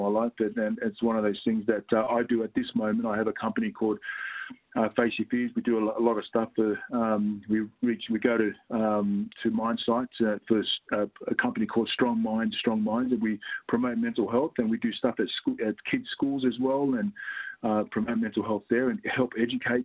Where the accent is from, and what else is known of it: Australia